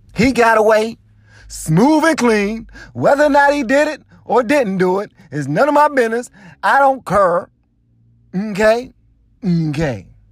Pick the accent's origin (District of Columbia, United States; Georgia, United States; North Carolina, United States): District of Columbia, United States; Washington; I ain't from the suburbs. I live in the suburbs now, yeah. I'm, but I'm from Southeast D C